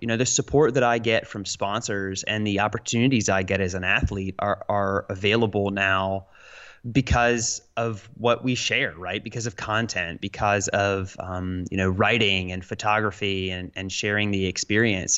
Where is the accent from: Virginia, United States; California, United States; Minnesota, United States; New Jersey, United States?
Virginia, United States; Roanoke; I'm from Roanoke, Virginia, little, little southwestern Virginia mountain town